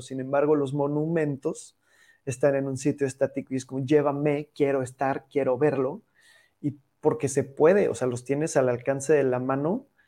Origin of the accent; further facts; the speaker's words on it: Mexico; Estamos muy acostumbrados como mexicanos